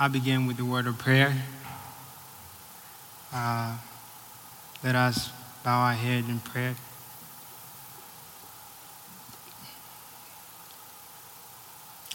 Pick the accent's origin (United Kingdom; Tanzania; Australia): Tanzania; also born or lived in Burundi; now in United States; I'm from Burundi. It's in East Africa. Raised in Tanzania.